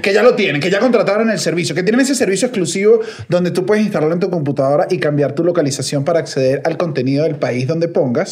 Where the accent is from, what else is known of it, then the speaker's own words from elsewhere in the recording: Venezuela; venezolano a pie